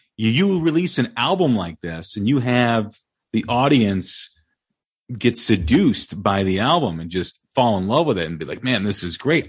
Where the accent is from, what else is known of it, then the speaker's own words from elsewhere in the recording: Des Plaines, Illinois, United States; my hometown uh, in Des Plaines, Illinois